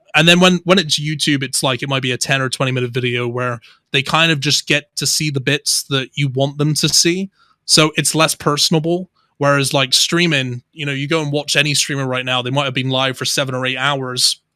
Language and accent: English; Somerset, South West England, United Kingdom; accent: Somerset; also born or lived in Bristol; I would say I have more of a Somerseitian accent, which is more of like a rural country accent because that's where I grew up